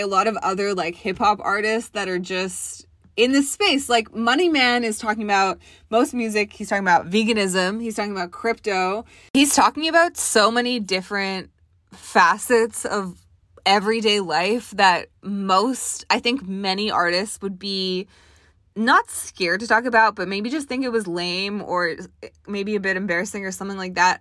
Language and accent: English; Toronto, Ontario, Canada; I'm from Toronto.